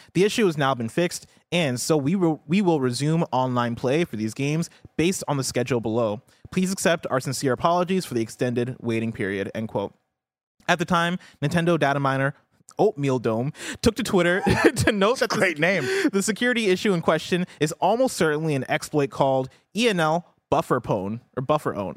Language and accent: English; Illinois, United States; this is my hometown. This yeah. is my home state